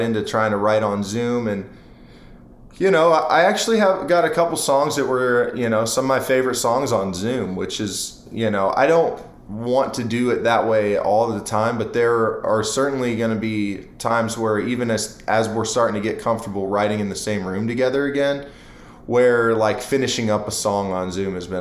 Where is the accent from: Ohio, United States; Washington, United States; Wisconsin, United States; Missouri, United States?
Ohio, United States; Akron; moved away as an adult; now in Nashville, United States; I'm from Akron, Ohio, so I mean, I say Akron, but apparently in my hometown, people have been getting upset with me for saying Akron when it's really, it's like Portage Lakes and Canal Fulton is where I went to high school